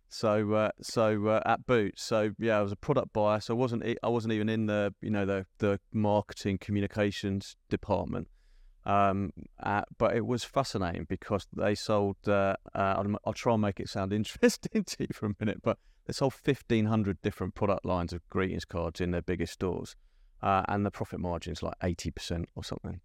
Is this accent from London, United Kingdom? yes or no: yes; London, United Kingdom; growing up in South London